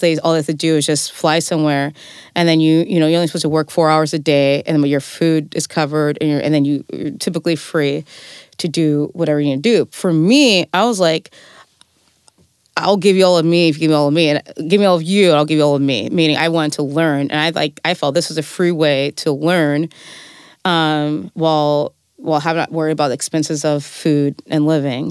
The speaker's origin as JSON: {"language": "English", "town": "Fresno", "region": "California", "country": "United States", "moved": "yes", "lives_now": "Vermont, United States", "said": "I'm from the Central Valley, I'm from Fresno"}